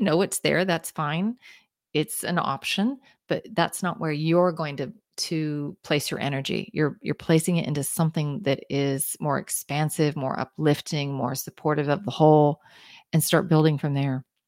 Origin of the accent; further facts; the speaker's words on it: Kansas City, Kansas, United States; I grew up in Kansas, in the suburbs of Kansas City.